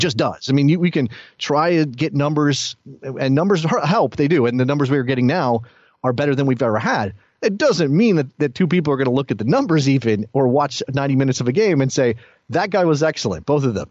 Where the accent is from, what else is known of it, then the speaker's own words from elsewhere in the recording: United States; me as an American soccer fan